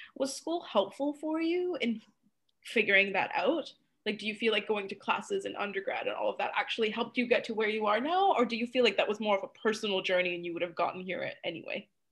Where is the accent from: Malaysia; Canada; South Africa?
Malaysia; moved away; growing up in Malaysia